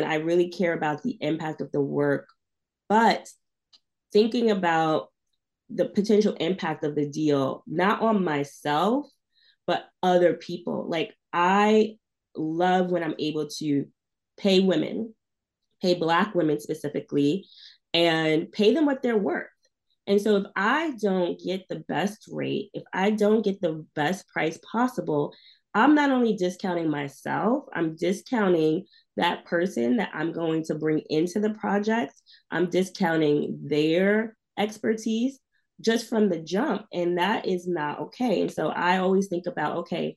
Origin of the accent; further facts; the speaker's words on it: New York, United States; I grew up in New York